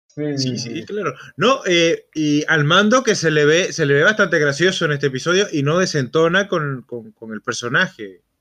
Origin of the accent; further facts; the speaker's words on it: Venezuela; moved away as an adult; cuando yo salí de Venezuela que atravesé Brasil